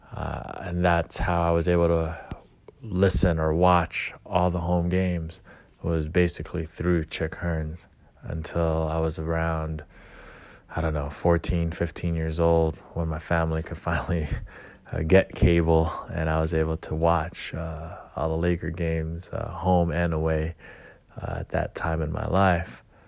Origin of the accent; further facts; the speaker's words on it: Gardena, California, United States; growing up in Gardena, uh, at that time, my family didn't have a lot of money